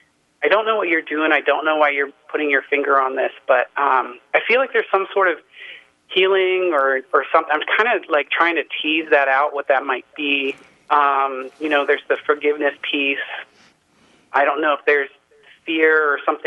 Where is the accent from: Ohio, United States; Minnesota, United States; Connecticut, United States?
Ohio, United States; Cincinnati; moved away; I grew up in Cincinnati